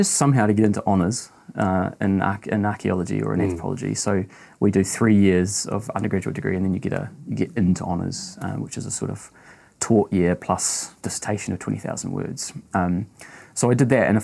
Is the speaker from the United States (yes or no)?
no; North Island, Taranaki, New Zealand; moved away; also born or lived in Dunedin, New Zealand; I'm from the North Island in New Zealand, a place called Taranaki